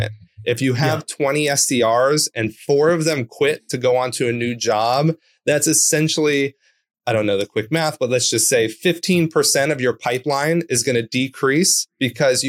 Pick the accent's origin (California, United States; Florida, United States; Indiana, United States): California, United States; Orange County; I grew up in Orange County, California.